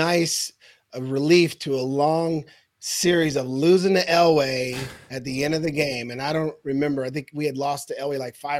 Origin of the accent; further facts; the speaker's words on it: Portland, Oregon, United States; 2.5 hours from my hometown in Portland.